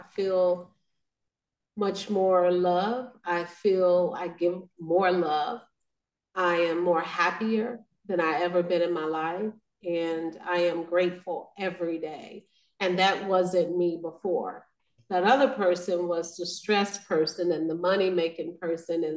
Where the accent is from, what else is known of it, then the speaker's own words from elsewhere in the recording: Arkansas, United States; now in Kansas City, United States; I'm originally from Arkansas